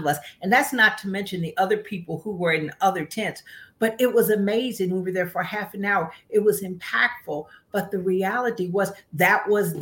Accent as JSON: {"language": "English", "region": "West Virginia", "country": "United States", "said": "I'm from West Virginia, so I'm a storyteller."}